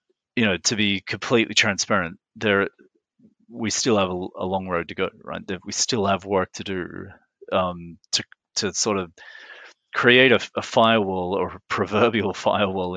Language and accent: English; Australia; moved away as an adult; also born or lived in Middle East / Geneva / Montreal; as an Australian